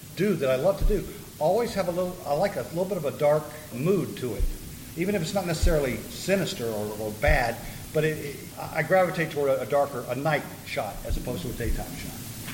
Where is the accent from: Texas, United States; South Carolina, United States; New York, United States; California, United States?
South Carolina, United States; I came from South Carolina to up there.